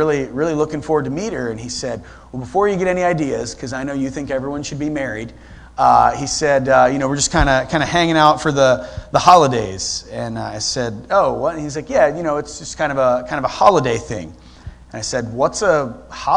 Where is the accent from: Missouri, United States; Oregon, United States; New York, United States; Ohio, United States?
Ohio, United States; Sterling; moved away as an adult; also born or lived in Rittman, Ohio; now in Columbus, United States; I'm actually from Sterling, Ohio